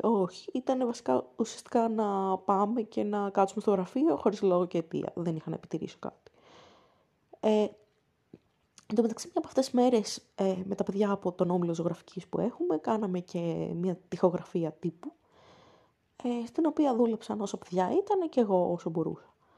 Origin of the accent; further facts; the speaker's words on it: Athens, Attica, Greece; στην πόλη μου, την Αθήνα